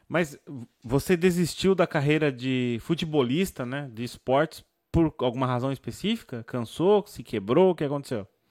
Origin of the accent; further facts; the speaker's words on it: São Paulo, Brazil; moved away as an adult; also born or lived in Rio Claro, São Paulo; now in Portugal; sou de São Paulo, São Paulo, mas nos últimos anos eu, eu vivi quatro anos em Rio Claro, interior de São Paulo